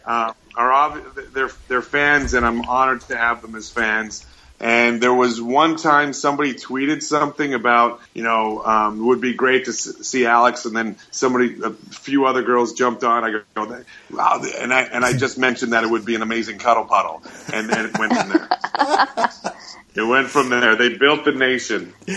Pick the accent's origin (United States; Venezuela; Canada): Canada; Winnipeg, Manitoba; my hometown of Winnipeg, Manitoba